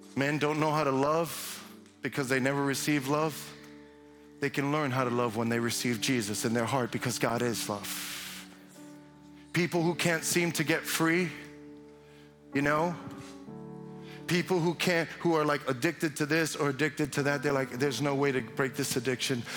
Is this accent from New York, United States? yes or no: yes; New York City, New York, United States; now in Chicago, United States; I'm from Brooklyn